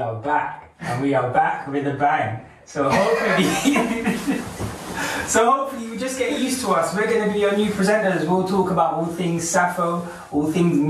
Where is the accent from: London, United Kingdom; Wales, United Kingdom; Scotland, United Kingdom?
London, United Kingdom; moved away as an adult; also born or lived in Leicester / Liverpool; I was born in Leicester. Lived in London for most of my life. I moved to Liverpool, met these guys. Now I'm back.